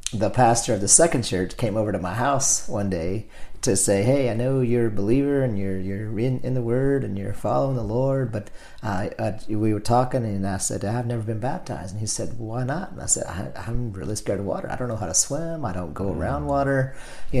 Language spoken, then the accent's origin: English; El Dorado, Arkansas, United States; I was born in El Dorado, Arkansas